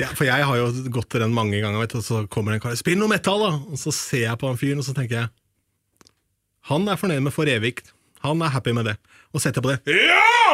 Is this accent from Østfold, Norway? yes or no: yes; Østfold, Norway; innen Østfold, der jeg kommer fra